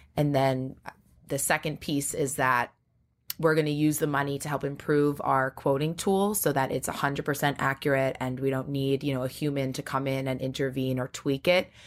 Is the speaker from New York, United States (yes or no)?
yes; Great Neck, New York, United States; I grew up in Great Neck, Long Island